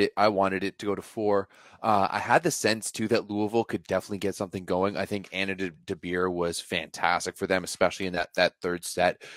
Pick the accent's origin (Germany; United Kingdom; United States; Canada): Canada; I'm Canadian